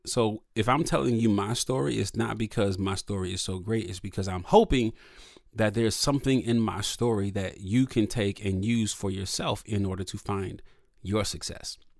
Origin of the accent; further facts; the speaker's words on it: Toledo, Ohio, United States; I'm from Toledo, Ohio, which is, you know, if you drive fast, it's like half an hour from Detroit